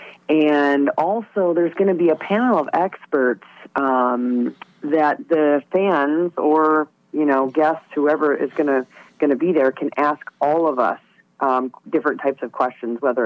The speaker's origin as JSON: {"language": "English", "region": "Great Lakes", "country": "United States", "tie": "born or raised there", "said": "I was raised on the Great Lakes"}